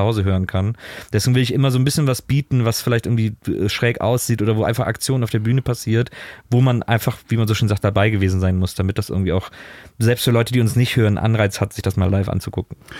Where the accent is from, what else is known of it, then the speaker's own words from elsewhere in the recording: Cologne area, North Rhine-Westphalia, Germany; ich komme aus dem Kölner Raum.